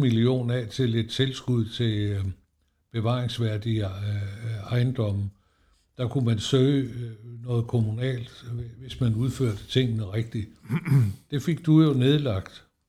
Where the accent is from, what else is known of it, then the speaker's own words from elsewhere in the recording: Esbjerg, Southern Denmark, Denmark; now in Helsingør, Denmark; Jeg har boet heroppe i 50 år, fordi jeg er jo fra Esbjerg